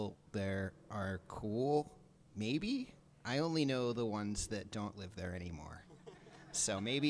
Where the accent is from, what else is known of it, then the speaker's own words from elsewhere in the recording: New Jersey, United States; now in Olympia, United States; and also I'm from New Jersey.